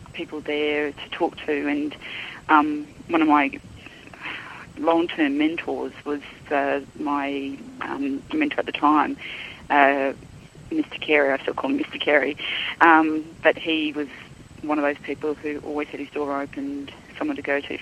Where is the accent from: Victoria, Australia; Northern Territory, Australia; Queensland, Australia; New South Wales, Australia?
Northern Territory, Australia; Darwin; moved away as an adult; also born or lived in Perth; now in Melbourne, Australia; I was born in Darwin some decades ago, and I have lived in Darwin for most of my life, bar maybe 3 years in Perth and the last 2.5 years in Melbourne.